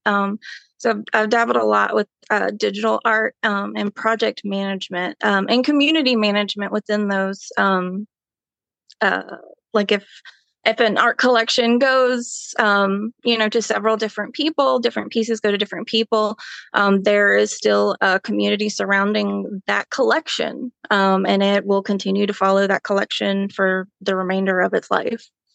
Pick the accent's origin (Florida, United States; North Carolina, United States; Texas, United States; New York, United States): North Carolina, United States; Belmont; I have really, um, grown up in Belmont